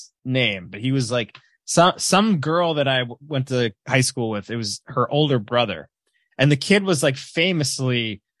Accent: Edison, New Jersey, United States; I grew up in Edison. It was all like Indian and Chinese.

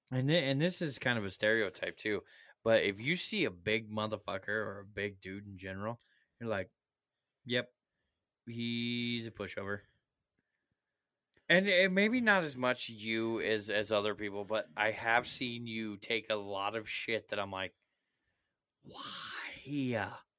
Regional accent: United States; I'm American proud, man.

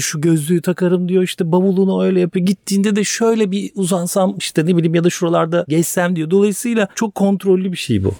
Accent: Istanbul, Turkey; ben buralarda büyüdüm. Hep buralarda okudum. İlkokul, ortaokul, Beyoğlu

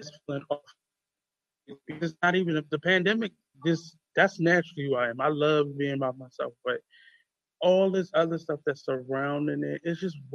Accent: United States; being an American

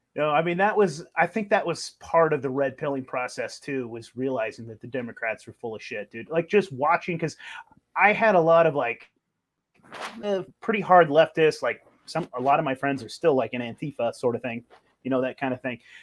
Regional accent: California, United States; I grew up in California

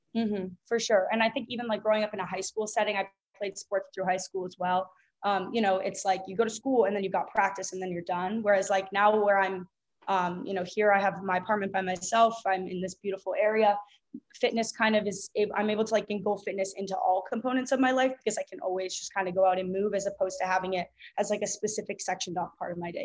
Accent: Boston, Massachusetts, United States; moved away as an adult; now in Miami, United States; I'm from Boston and I currently go to school at the University of Miami

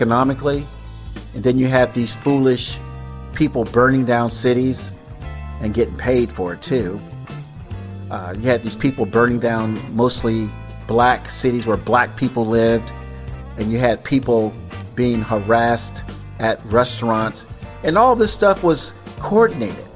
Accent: Tampa, Florida, United States; also born or lived in Miami / Dania Beach / Opa-locka; Florida, my home state, by the way, born and raised in Tampa, lived in Miami, Dania Beach, Opa-locka as a kid, temporarily

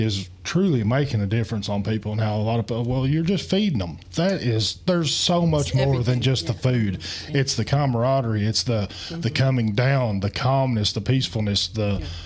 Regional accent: Appalachia, United States; in our culture in Appalachian

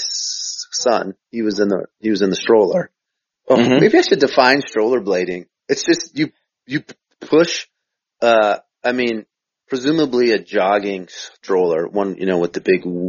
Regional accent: Minnesota, United States; I'm from Minnesota

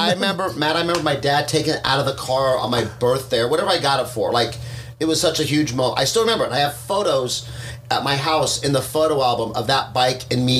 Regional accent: Fullerton, California, United States; also born or lived in Long Beach / Cypress; born in Long Beach, you know, 1965. Moved to Fullerton, which was called Sunny Hills at the time where we moved, in 1971 or 72, I moved to Fullerton.

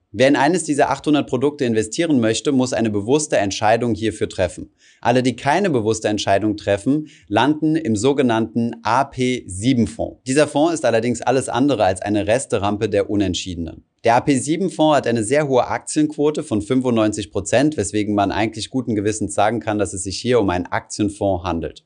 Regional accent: Germany; bei uns in Deutschland

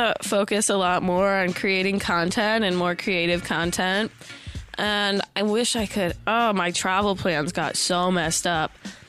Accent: Montana, United States; now in Los Angeles, United States; I'm from Montana

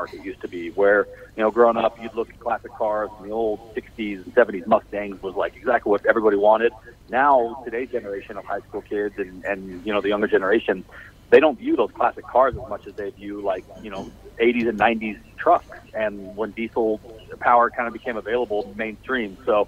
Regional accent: Salt Lake City, Utah, United States; Salt Lake City, Utah.

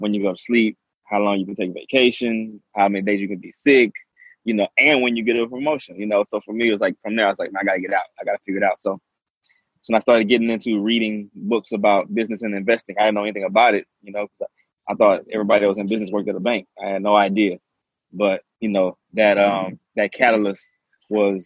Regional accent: Port Arthur, Texas, United States; also born or lived in Lake Charles, Louisiana / Baton Rouge, Louisiana; I was born in Lake Charles, grew up in Port Arthur, Texas.

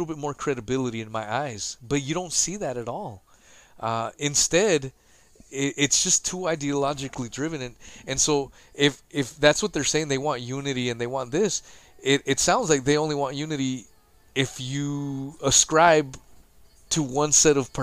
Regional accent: United States; being an American myself

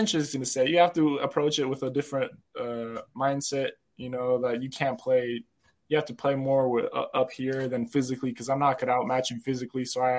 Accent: Serbia; And growing up in Serbia, you know, there's, I don't know if you heard of Serbian fans, especially soccer and basketball fans, you know, they are crazy to say, you know.

